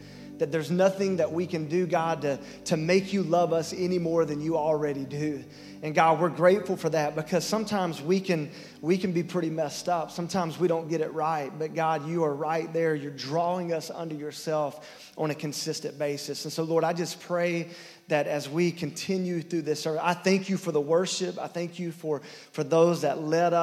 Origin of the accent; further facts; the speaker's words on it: Lyons area, Georgia, United States; I'm from the Lines area, not the Vidalia area